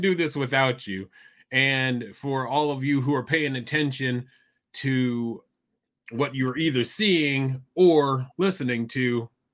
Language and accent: English; Iowa City, Iowa, United States; I grew up in Iowa City, which is almost four hours due north of St. Louis